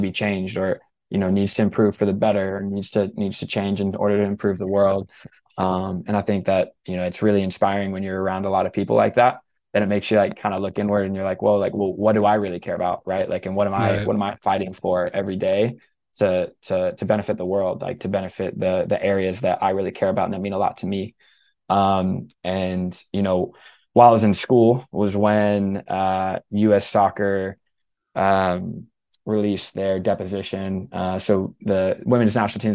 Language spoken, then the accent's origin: English; Southeast, United States; moved away as an adult; I grew up in the Southeast